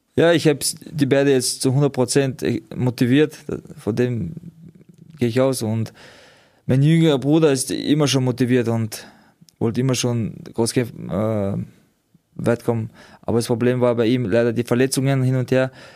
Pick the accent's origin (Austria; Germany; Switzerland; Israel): Austria; wir kommen aus Österreich